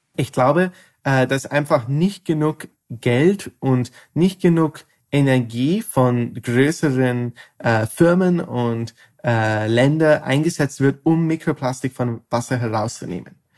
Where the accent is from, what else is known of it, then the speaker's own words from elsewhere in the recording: Ireland; moved away as an adult; now in Netherlands; Ich studiere Chemie in ähm, Holland, aber ich komme ursprünglich aus Irland